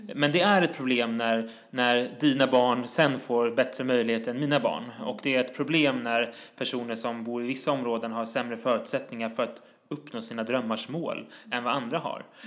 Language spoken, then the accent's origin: Swedish; Stockholm, Stockholm County, Sweden; also born or lived in Tensta, Stockholm; Jag är född på Södermalm i Stockholm